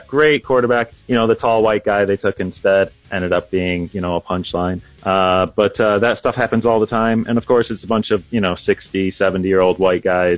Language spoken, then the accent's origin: English; United States; now in United Kingdom; I'm from America